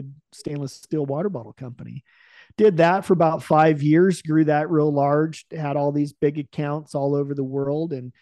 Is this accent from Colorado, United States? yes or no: no; Salem, Oregon, United States; I was born in Salem, Oregon